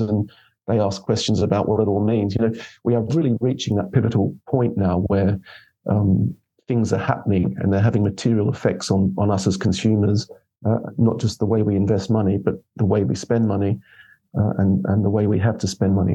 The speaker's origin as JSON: {"language": "English", "country": "Australia", "moved": "yes", "lives_now": "United Kingdom", "said": "I'm Australian."}